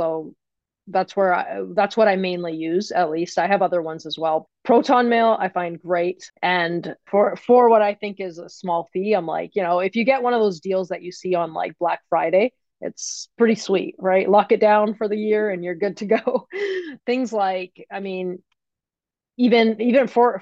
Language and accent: English; Canada; I'm from Canada